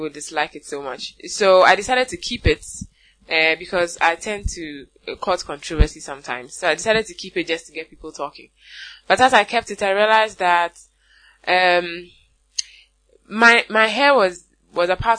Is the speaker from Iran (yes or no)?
no; Ghana; I am a Ghanaian woman, and I make natural bath and body products for African women